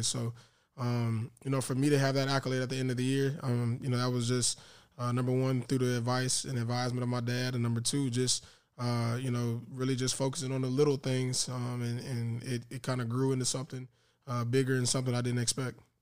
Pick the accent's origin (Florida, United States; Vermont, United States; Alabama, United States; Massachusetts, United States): Florida, United States; Tallahassee; in Tallahassee, my hometown